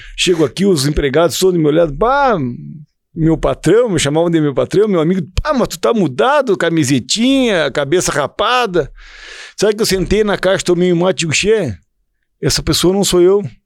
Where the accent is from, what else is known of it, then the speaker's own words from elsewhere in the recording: Estância Nazaré, Rio Grande do Sul, Brazil; moved away as an adult; now in Santo Ângelo, Brazil; nos criamos juntos na Estância Nazaré, todos os primos juntos, montando a cavalo